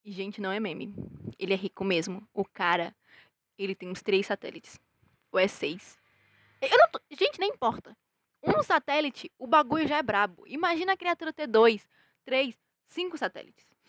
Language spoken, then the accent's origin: Portuguese; Brazil; nós somos brasileiros